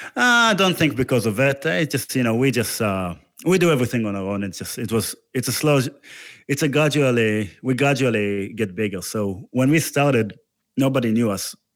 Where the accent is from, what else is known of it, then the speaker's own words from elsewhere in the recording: Israel; moved away; I'm from Israel